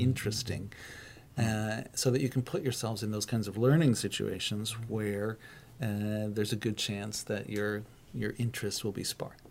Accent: United States; moved away as an adult; also born or lived in Trondheim, Norway / Tromsø, Norway; now in Norway; because I come from the states

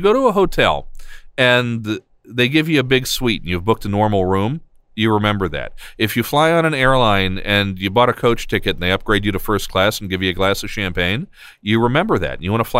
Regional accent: United States

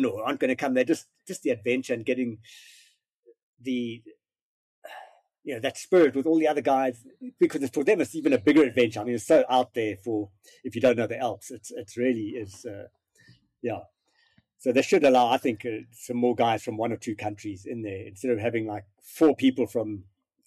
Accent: South Africa; being South African and not big with snow

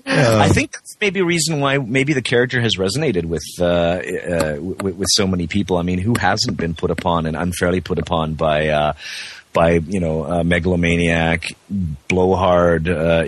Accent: West Coast, United States; first language Czech; also born or lived in Prague; Well, I mean, I am Czech. I was born in Prague. I speak Czech at home here with my family. But because I grew up on the West Coast, I don't have the accent native to me.

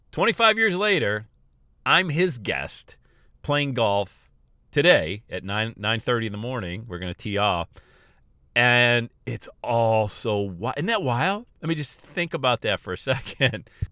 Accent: Bradford, Pennsylvania, United States; moved away; I was born and raised in Bradford, P

